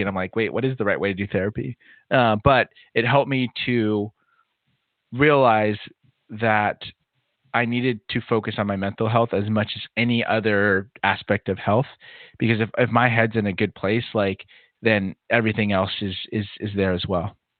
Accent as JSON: {"language": "English", "region": "Southern California", "country": "United States", "tie": "born or raised there", "said": "I grew up in Southern California"}